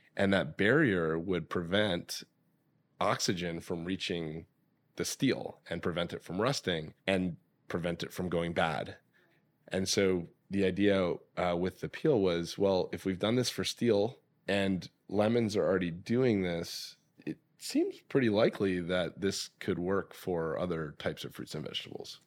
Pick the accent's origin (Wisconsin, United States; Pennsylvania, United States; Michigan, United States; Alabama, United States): Michigan, United States; now in California, United States; growing up in Michigan